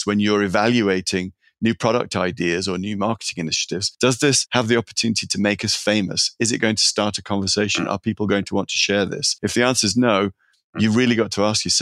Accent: Sheffield, Yorkshire and the Humber, United Kingdom; moved away as an adult; also born or lived in California; now in San Francisco, United States; I'm a product of Sheffield, England. It's steel working town, working class family.

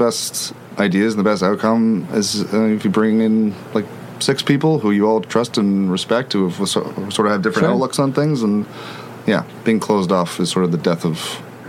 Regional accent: Vancouver, British Columbia, Canada; I grew up in Vancouver with them.

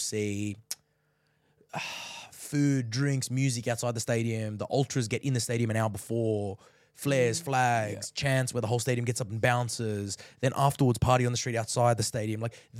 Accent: Australia; You think Millwall as an Aussie, you think Tim Cahill.

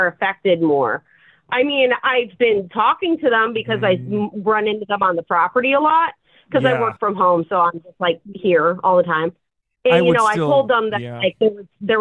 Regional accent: Chicago, Illinois, United States; now in Seattle, United States; I'm from Chicago

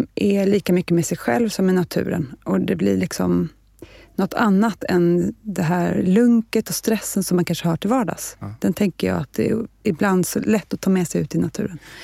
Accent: Stockholm, Stockholm County, Sweden; also born or lived in Nacka; jag är född och lever i Stockholm

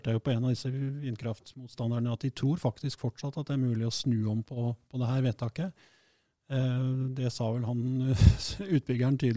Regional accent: Trøndelag, Norway; jeg kommer jo selv fra Fosen og ser jo hvordan utbyggingen der ødelegger naturen.

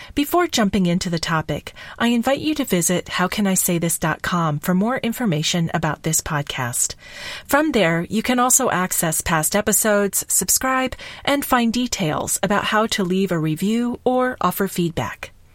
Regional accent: Kentucky, United States; I grew up in Kentucky

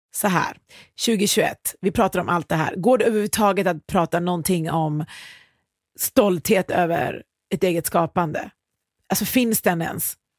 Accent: Iran; now in Sweden; Jag kommer från Iran

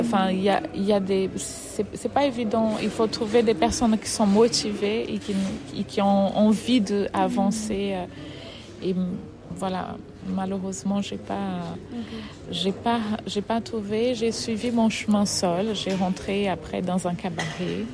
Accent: Fortaleza, Ceará, Brazil; French is a second language; moved away as an adult; now in France; je suis brésilienne. Je viens euh, de Fortaleza, du Nord-Est, Ou... le Nord-Est du Brésil, où j'ai j'ai grandi dans le milieu de la danse

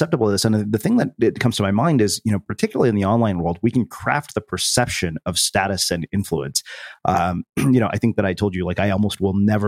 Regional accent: India; I'm Indian

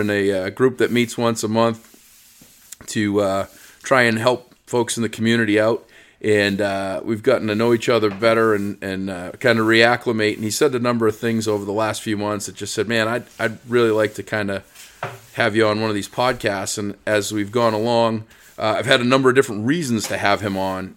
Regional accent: Easton, United States; I'm actually in my hometown of Easton

